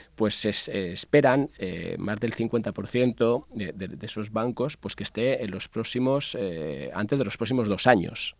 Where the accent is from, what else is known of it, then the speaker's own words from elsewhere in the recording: Majorca, Balearic Islands, Spain; now in Madrid, Spain; yo que soy mallorquín